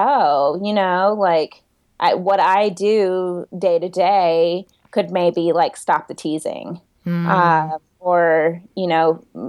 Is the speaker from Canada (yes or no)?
no; the South, United States; And growing up in the South, that was that was available.